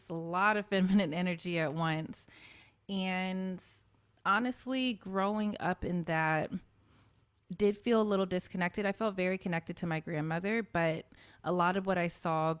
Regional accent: Memphis, Tennessee, United States; a lot of Black kids in my community growing up in Memphis

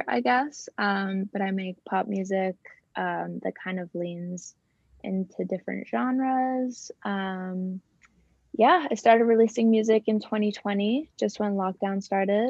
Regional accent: Toronto, Ontario, Canada; also born or lived in Wales; my family moved to Canada, moved to Toronto when I was like 7 or 8. And been here ever since

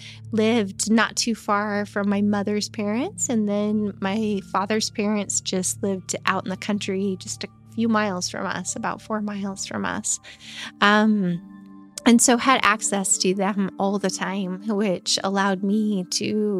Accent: eastern Idaho, United States; also born or lived in Magic Valley, Idaho; now in Twin Falls, United States; I grew up in Idaho. I grew up over in eastern Idaho. I've lived the last 10, going on 11 years here in the Magic Valley.

